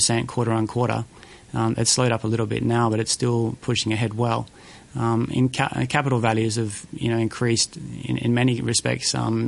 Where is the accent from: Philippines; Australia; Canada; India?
Australia; now in Hong Kong; I'm an Australian